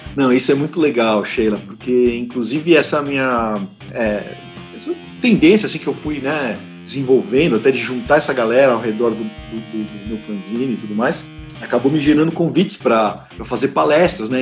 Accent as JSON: {"language": "Portuguese", "country": "Brazil", "said": "Sim, sou brasileiro."}